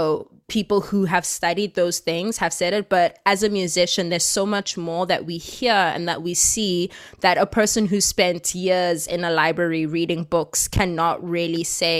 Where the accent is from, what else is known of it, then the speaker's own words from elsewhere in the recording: South Africa; I'm a South African and everything that we do has always been, you know, very politically charged.